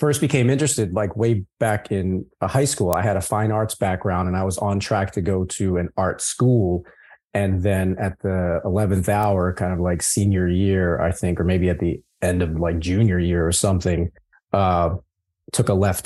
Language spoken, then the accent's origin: English; a suburb outside of Philadelphia, Pennsylvania, United States; moved away as an adult; now in Los Angeles, United States; a suburb outside of Philadelphia